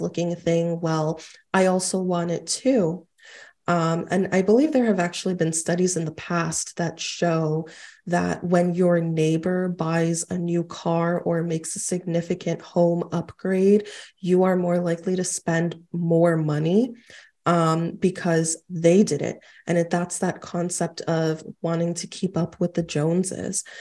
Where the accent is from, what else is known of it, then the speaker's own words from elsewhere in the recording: New York City, New York, United States; I actually was born and raised in Queens